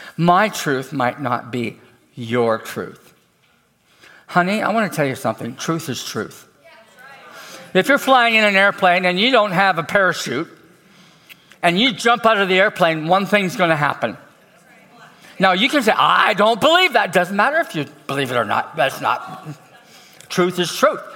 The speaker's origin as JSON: {"language": "English", "country": "Canada", "said": "I'm from Canada"}